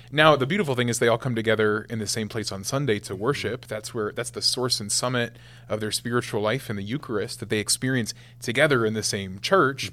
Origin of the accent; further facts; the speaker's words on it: West Point, Nebraska, United States; I was the first guy from my hometown to to be ordained a priest for the Archdiocese of Omaha in forty years